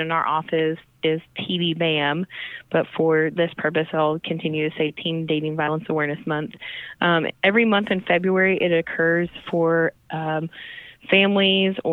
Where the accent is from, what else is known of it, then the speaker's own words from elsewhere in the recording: Tulsa, Oklahoma, United States; moved away as an adult; now in Oklahoma City, United States; So I am a native Tulsan. So I am originally from Tulsa, Oklahoma.